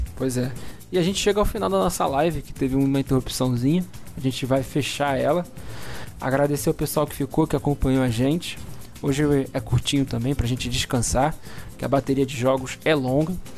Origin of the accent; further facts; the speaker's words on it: Rio de Janeiro, Brazil; Eu nasci na Tijuca